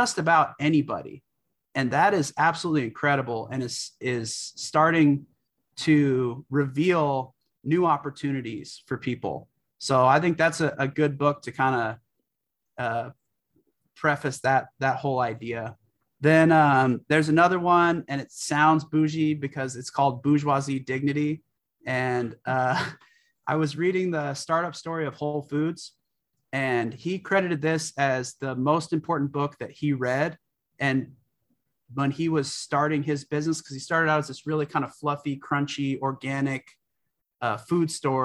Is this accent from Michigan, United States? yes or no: no; California, United States; I grew up in California